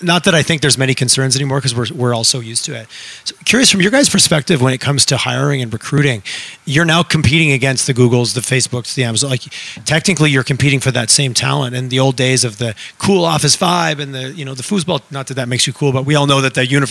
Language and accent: English; Montreal, Quebec, Canada; I grew up in Montreal